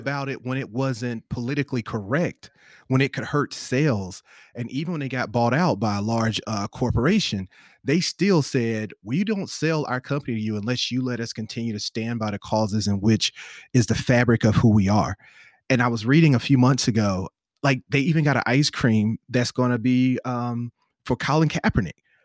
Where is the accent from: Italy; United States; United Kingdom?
United States; the South; I'm from the South